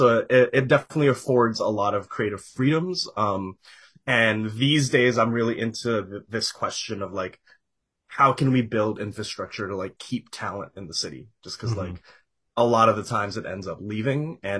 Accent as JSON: {"language": "English", "town": "Edmonton", "region": "Alberta", "country": "Canada", "tie": "born or raised there", "also_born_or_lived": "Vancouver / Toronto", "said": "I am from Edmonton, Alberta, which is, we were just talking about it. It's like the Midwest of Canada. Right. Born and raised here by way of like Filipino immigrants"}